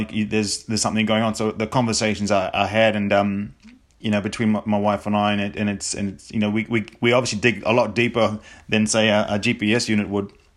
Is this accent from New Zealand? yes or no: yes; New Zealand; me being being a Kiwi